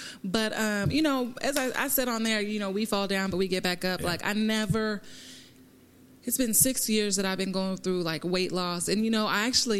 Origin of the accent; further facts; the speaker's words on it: Lawrence, Kansas, United States; I grew up in Lawrence, Kansas, which is predominantly white.